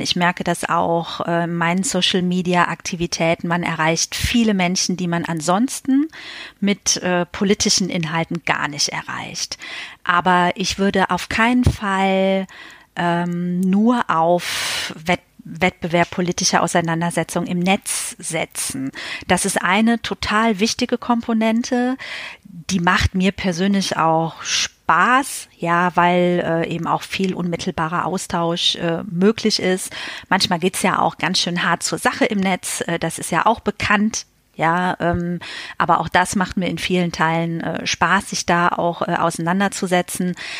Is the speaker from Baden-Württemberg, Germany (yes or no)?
no; Westerwald, Rhineland-Palatinate, Germany; also born or lived in Berlin; now in Bonn, Germany; im Westerwald, äh, wo ich herkomme